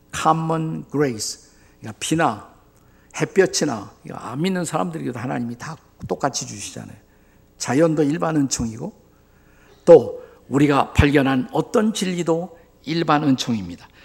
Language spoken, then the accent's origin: Korean; South Korea; 우리 한국인들이 사용하는 언어